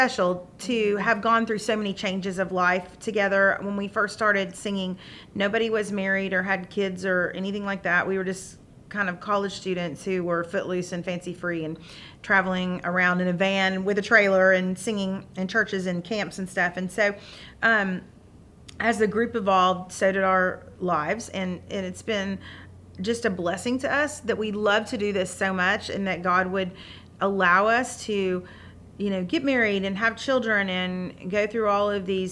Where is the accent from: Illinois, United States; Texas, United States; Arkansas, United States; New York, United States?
Arkansas, United States; Little Rock; I grew up in Little Rock, Arkansas